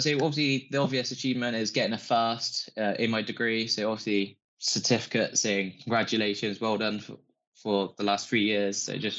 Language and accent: English; Bristol, South West England, United Kingdom; I came into UWE being from Bristol, so I'm a Bristol boy. Even despite being from Bristol, I moved into accommodation